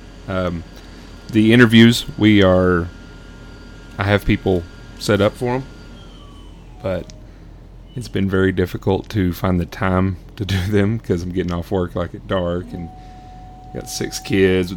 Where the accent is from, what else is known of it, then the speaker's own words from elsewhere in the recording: Sonora, Texas, United States; I grew up in the oil field in West Texas, small town called Sonora, Texas.